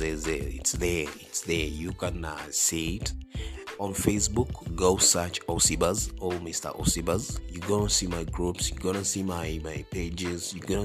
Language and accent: English; Kenya; I'm a Kenyan, and I'm an R&B artist